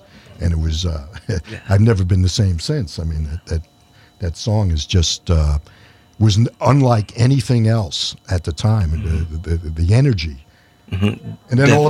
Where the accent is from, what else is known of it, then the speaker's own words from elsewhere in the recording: New York City, New York, United States; moved away; I grew up in New York City, so I missed that whole scene on the Sunset Strip.